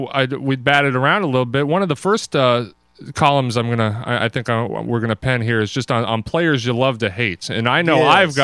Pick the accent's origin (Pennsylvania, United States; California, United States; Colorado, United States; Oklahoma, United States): Colorado, United States; Denver; I should come out and say I am from Denver and I am a Bronco fan.